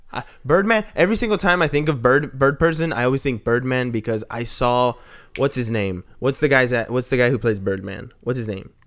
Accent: Texas, United States; I'm from Texas

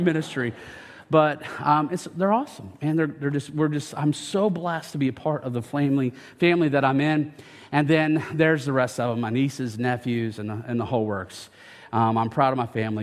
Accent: United States; I am from Franklin County, born and raised in Franklin County

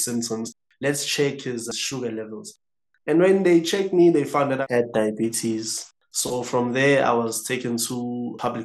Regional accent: Howick, KwaZulu-Natal, South Africa; I'm from Howick

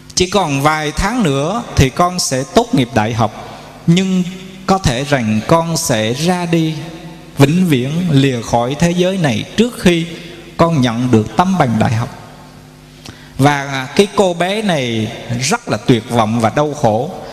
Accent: Quy Nhon, Binh Dinh, Vietnam; ở tại quê hương chúng tôi, thành phố Quy Nhơn, tỉnh Bình Định

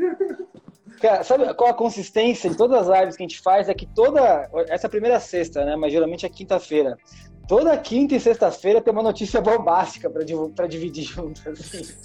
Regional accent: São Paulo, Brazil; sou paulistano

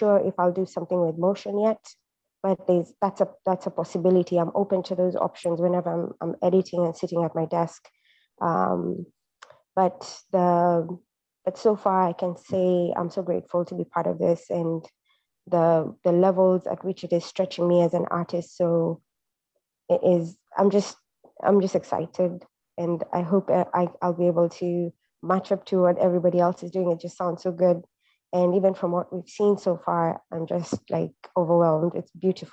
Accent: Kenya; now in Pittsburgh, United States; I identify as a Kenyan living in Pittsburgh

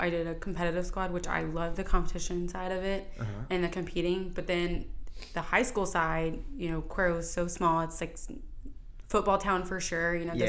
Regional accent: Cuero, Texas, United States; moved away as an adult; also born or lived in Corpus Christi, Texas; now in Austin, United States; Born and raised in Cuero, and I went from kindergarten all the way through high school with basically the same people. So I grew up in a pretty small town, nowhere near here

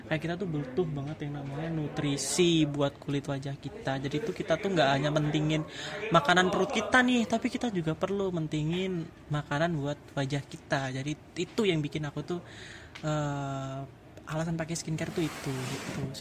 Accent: Klaten, Central Java, Indonesia; dan aku nih bestinya Tirta Besti nggak tuh? Hmm, aku asal dari Klaten Jawa Tengah.

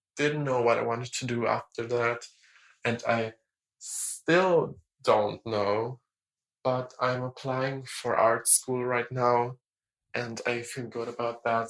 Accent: Germany; English is a second language; I'm 19 and I'm from Germany. I really, really hope that my accent is not that bad

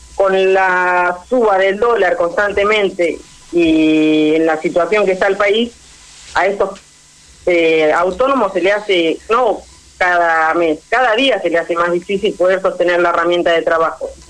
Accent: Tres Arroyos, Buenos Aires Province, Argentina; Tres Arroyos somos Argentina, no estamos a 500 kilómetros de Buenos Aires

